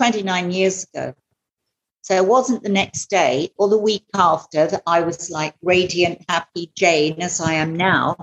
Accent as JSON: {"language": "English", "region": "England", "country": "United Kingdom", "moved": "as an adult", "lives_now": "Goa, India", "said": "I'm from England originally."}